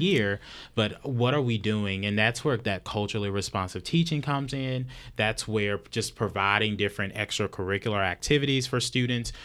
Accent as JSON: {"language": "English", "area": "a couple of hours from Dallas", "region": "Texas", "country": "United States", "moved": "yes", "lives_now": "Dallas, United States", "said": "I'm not natively from Dallas, but I'm from, I'm just a couple of hours away"}